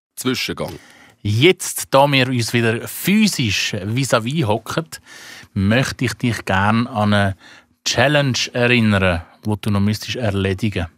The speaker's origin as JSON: {"language": "German", "country": "Switzerland", "said": "mich als Schweizer"}